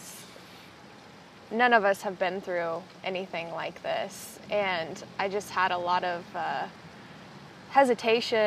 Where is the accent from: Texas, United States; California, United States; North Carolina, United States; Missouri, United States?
Missouri, United States; Northeast; moved away as an adult; now in Springfield, United States; I'm originally from Northeast Missouri, and I just moved to Springfield to start the program